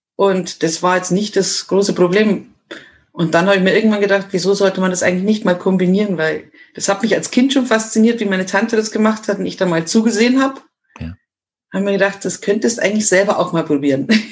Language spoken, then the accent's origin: German; Miesbach district, south of Munich, Bavaria, Germany; Ich komme aus dem Süden von München, mhm. also aus dem sehr beliebten Landkreis Miesbach